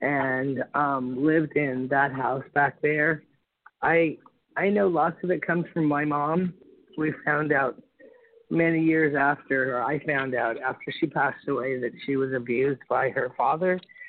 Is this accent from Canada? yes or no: yes; Canada; we're from Canada, and in Canada, my parents moved in with, oh my goodness, really? My parents moved in with my father's brother and lived in that house back there.